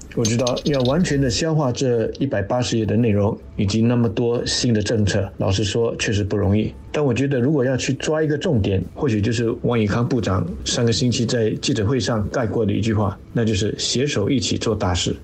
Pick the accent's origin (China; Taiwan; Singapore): Singapore; 我们新加坡人的共同愿景